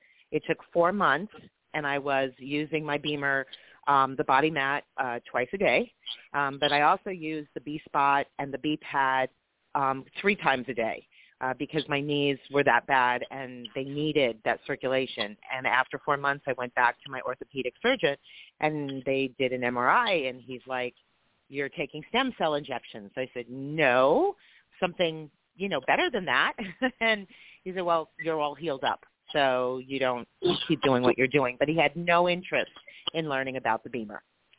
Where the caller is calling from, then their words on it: San Diego, California, United States; I'm actually calling from San Diego, California.